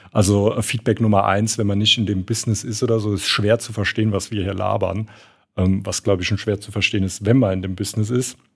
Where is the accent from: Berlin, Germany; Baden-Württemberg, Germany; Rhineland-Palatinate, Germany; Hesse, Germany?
Hesse, Germany; accent: Hessian; Also auf jeden Fall muss ich an meinem hessischen Akzent arbeiten.